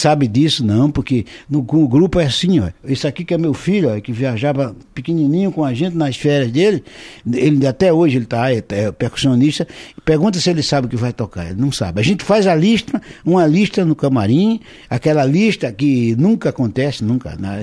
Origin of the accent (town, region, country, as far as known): Alagoas, Brazil; born or raised there